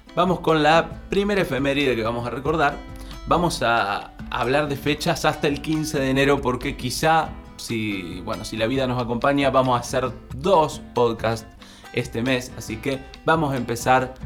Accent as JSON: {"language": "Spanish", "town": "Rosario", "region": "Santa Fe", "country": "Argentina", "said": "los que somos rosarinos"}